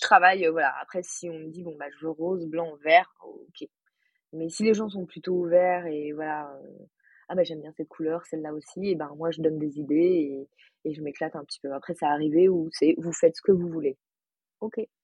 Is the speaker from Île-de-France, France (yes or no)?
yes; Paris, Île-de-France, France; moved away as an adult; now in Chambéry, France; je suis parisienne